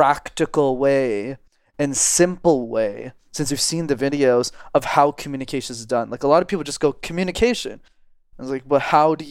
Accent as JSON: {"language": "English", "town": "Montreal", "region": "Quebec", "country": "Canada", "tie": "born or raised there", "said": "I grew up in Montreal in Canada, which is a city where you need to know how to speak French. And I'm still based there and I live there."}